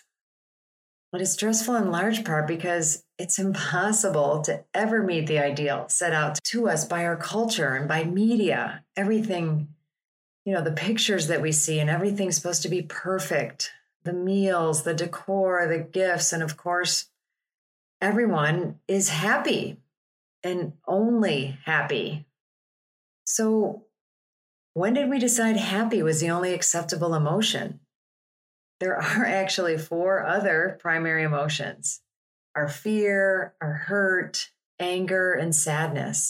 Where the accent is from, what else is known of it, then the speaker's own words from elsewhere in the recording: Chicago, Illinois, United States; I'm from Chicago.